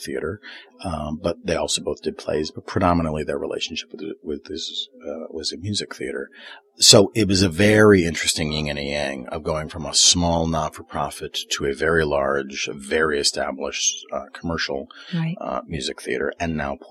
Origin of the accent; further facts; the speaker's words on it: Chicago, Illinois, United States; I was born and raised in Chicago.